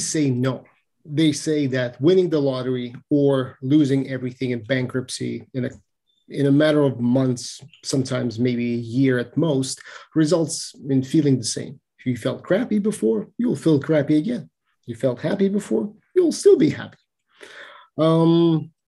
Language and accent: English; Moscow, Russia; I'm from Moscow, Russia